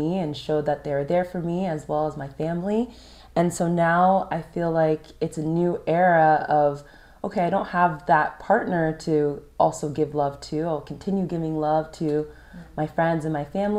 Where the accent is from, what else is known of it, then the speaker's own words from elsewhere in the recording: California, United States; We had growing up in California in common